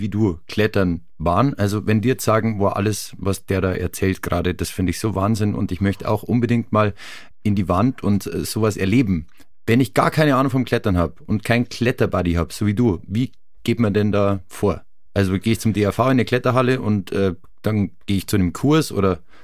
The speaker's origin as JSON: {"language": "German", "town": "Farchant", "region": "Bavaria", "country": "Germany", "tie": "born or raised there", "said": "ich bin in Fahrhand aufgewachsen, auch bei Garmisch"}